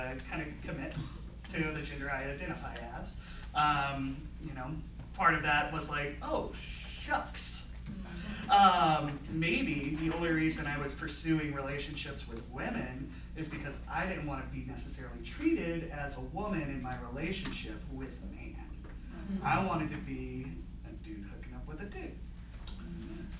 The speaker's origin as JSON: {"language": "English", "region": "Southern Virginia", "country": "United States", "tie": "born or raised there", "said": "I grew up in Southern Virginia, right on the North Carolina line."}